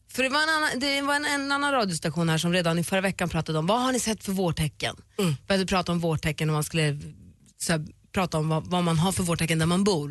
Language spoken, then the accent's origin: Swedish; Luleå, Norrbotten County, Sweden; Jag är uppvuxen i Luleå